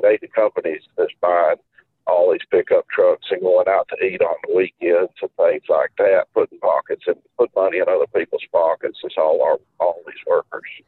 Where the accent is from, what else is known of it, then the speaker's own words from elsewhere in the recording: North Alabama, United States; born and raised in North Alabama